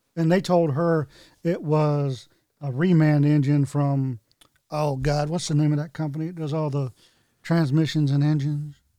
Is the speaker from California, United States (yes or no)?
no; North Carolina, United States; growing up in North Carolina